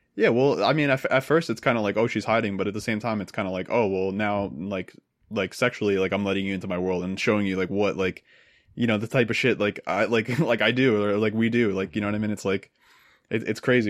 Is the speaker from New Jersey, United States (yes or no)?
yes; New Jersey, United States; I grew up in New Jersey